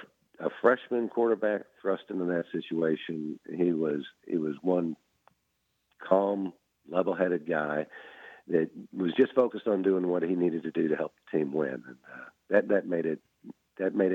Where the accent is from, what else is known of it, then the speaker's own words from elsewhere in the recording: Jupiter, Florida, United States; moved away as an adult; also born or lived in Flowery Branch, Georgia; I grew up in Jupiter, Florida, so this is kind of my neck of the woods